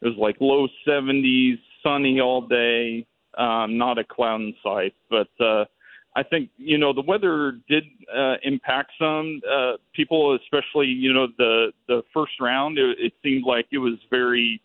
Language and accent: English; Broken Arrow, Oklahoma, United States; I grew up in Broken Arrow, Oklahoma